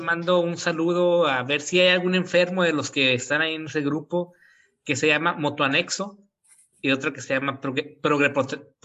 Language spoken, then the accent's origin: Spanish; near Monterrey, Nuevo León, Mexico; soy de un lugar cercano de Monterrey